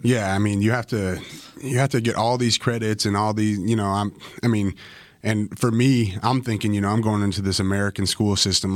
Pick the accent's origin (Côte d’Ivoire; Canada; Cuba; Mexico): Canada; moved away as an adult; also born or lived in Bakersfield, California; I'm fresh Canadian